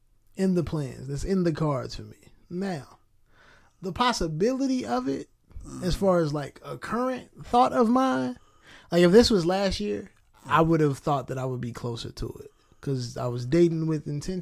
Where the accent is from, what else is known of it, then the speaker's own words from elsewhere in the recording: Hopkins Park, Illinois, United States; no, I'm from Hopkins Park, Illinois.